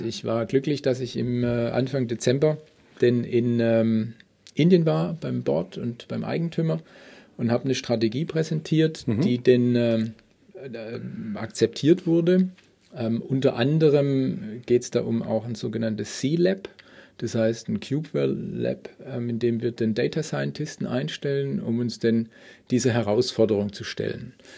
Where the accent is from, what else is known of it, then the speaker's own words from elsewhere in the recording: Stuttgart, Baden-Württemberg, Germany; now in Munich, Germany; gebürtig aus Stuttgart